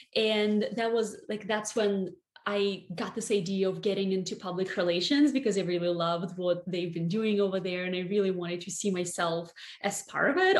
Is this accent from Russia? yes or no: yes; Barnaul, Altai Krai, Russia; moved away as an adult; now in New York City, United States; I grew up in a relatively small town in Siberia called Barnaul